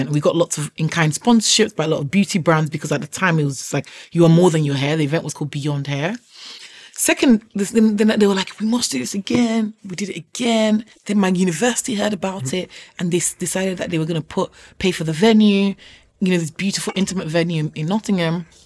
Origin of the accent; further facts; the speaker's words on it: Nigeria; now in United Kingdom; I accidentally fell into braiding my sister's hair when I moved from Nigeria to the UK.